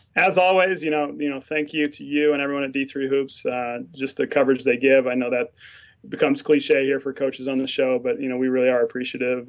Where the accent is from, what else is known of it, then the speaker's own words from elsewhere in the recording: Mountain West, United States; moved away as an adult; also born or lived in Utah / Midwest / Rochester; growing up in the Mountain West